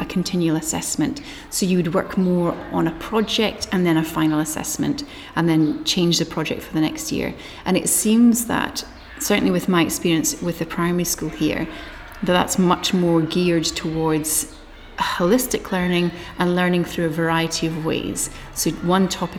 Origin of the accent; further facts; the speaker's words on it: Scotland, United Kingdom; moved away as an adult; also born or lived in Australia; now in New Zealand; I've grown up in Scotland, We lived in Australia for 11 years.